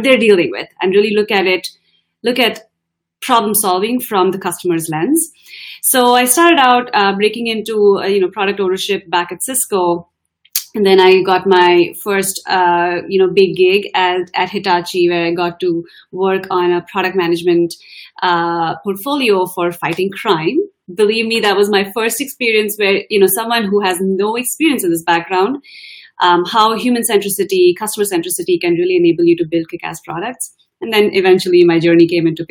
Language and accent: English; India; moved away as an adult; now in United States; I'm an Indian woman of color